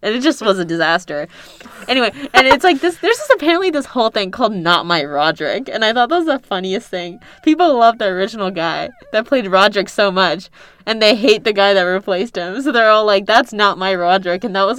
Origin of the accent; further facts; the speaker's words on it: California, United States; I grew up on the West Coast in California.